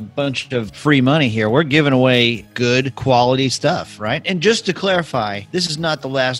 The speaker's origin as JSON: {"language": "English", "town": "Tulsa", "region": "Oklahoma", "country": "United States", "tie": "born or raised there", "said": "Paul Harvey is from my hometown of Tulsa, Oklahoma."}